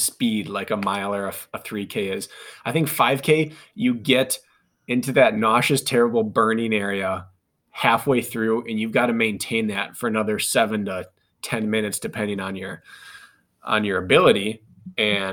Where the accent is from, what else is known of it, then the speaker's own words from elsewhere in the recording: Wisconsin, United States; I'm from Wisconsin. So we kind of grew up doing this.